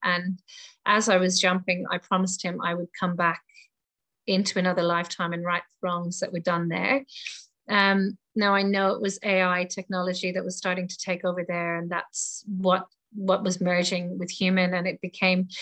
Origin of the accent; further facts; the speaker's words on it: Ireland; moved away as an adult; also born or lived in England; now in Australia; I was born in Ireland um, and I left Ireland when I was 18 and went to England and traveled around the world and ended up in Australia 22 years ago. So um, this is my home now